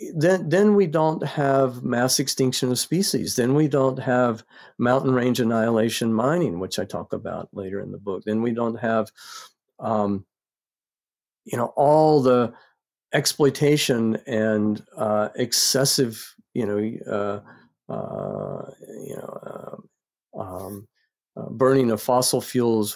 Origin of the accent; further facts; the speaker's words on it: North Carolina, United States; I grew up in North Carolina